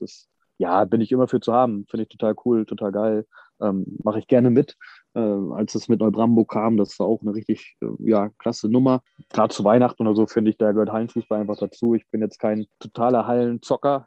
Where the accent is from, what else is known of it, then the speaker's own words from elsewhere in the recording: eastern Germany, Germany; ich komme aus dem Osten